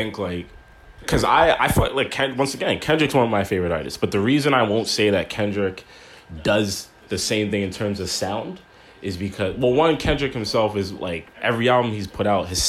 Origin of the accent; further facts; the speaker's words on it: Toronto, Ontario, Canada; if you're from Toronto specifically, there's a lot of things we say that British people say and vice versa.